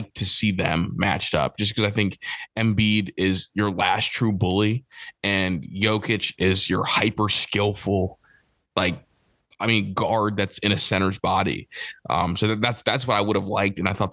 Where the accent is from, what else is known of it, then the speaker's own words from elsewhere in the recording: Northeast Ohio, United States; I'm from Northeast Ohio